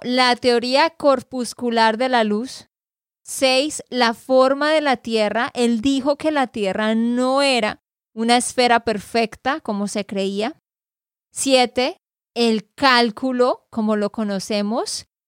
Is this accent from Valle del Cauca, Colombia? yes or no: no; Santander, Colombia; de Santander, Colombia